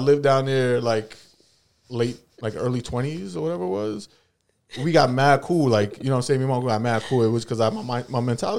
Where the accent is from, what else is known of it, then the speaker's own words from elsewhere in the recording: New York City, New York, United States; growing up in New York, in the city